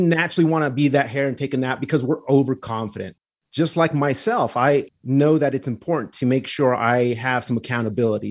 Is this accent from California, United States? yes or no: no; the Southwest, New Mexico, United States; I am from the Southwest. I like where I was raised.